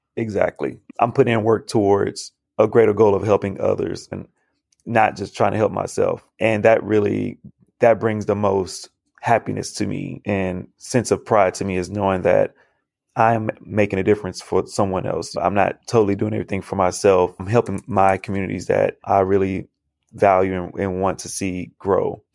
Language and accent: English; Houston, Texas, United States; growing up, I went to schools in Southeast Houston, where it's predominantly black students